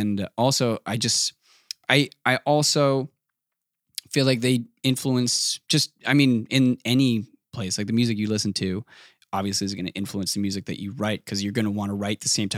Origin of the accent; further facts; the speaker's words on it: East Coast, Canada; And especially it's on the East Coast. Like I'm from the East Coast. There's like a definite similarity between like all the New England states and the East Coast of Canada.